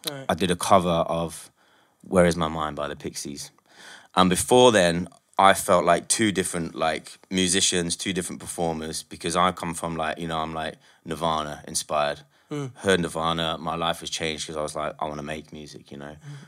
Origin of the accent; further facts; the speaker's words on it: Nottingham, East Midlands, United Kingdom; now in London, United Kingdom; I'm from Nottingham